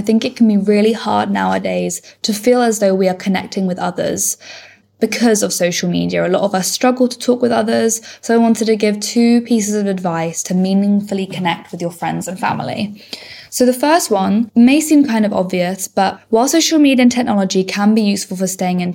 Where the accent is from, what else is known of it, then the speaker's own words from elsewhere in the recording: Bristol, South West England, United Kingdom; I'm 20 years old and I'm from Bristol.